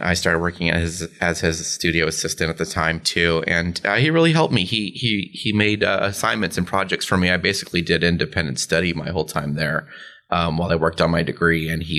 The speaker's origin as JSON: {"language": "English", "town": "Philadelphia", "region": "Pennsylvania", "country": "United States", "said": "I was feeling detached from my roots in Philly and, you know, painters not understanding the same things or valuing the same things."}